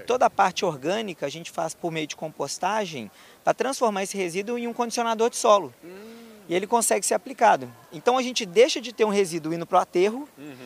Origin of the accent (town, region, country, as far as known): Belo Horizonte, Minas Gerais, Brazil; born or raised there